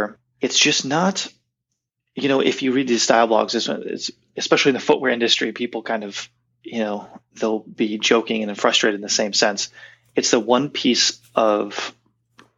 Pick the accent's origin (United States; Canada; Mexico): United States; being American